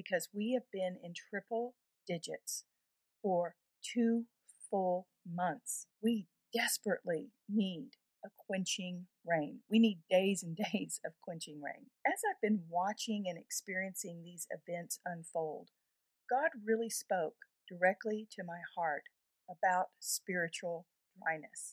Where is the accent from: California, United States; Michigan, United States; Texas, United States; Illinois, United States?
Texas, United States; here in my home state of Texas